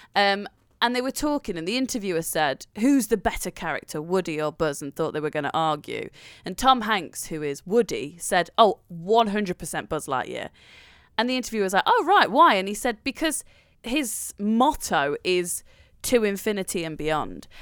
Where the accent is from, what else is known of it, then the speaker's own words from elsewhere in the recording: Nottingham, East Midlands, United Kingdom; I'm from Nottingham